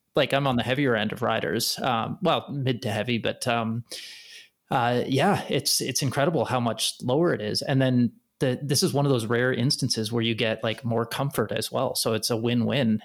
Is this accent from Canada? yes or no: yes; Canada; being a Canadian as well